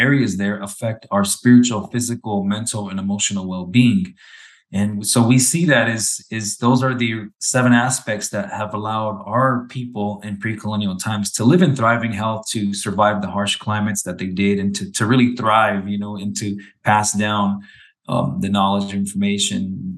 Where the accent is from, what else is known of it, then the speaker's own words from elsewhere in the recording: near Scottsdale/Phoenix, Arizona, United States; I was born and raised on the Salt River Pima Maricopa community. It's a reservation right outside of what is now known as Scottsdale, Phoenix area